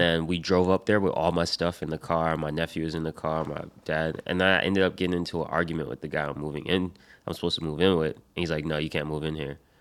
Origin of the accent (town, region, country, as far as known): Rhode Island, United States; born or raised there; also born or lived in Michigan